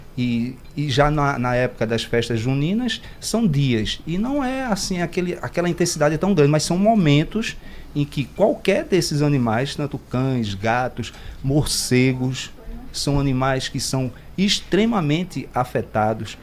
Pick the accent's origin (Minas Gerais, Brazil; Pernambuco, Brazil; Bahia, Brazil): Pernambuco, Brazil; Recife; eu sou nordestino, sou de Recife